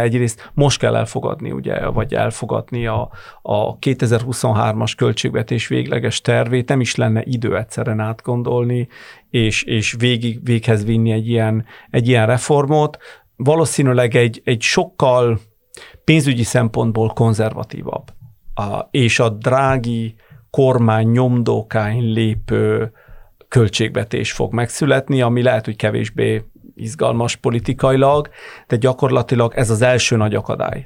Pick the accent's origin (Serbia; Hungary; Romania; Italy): Italy; Bologna, Emilia-Romagna; also born or lived in Florence, Italy; Firenzében, vagy éppen Bolonyában, ahol, ahonnan származom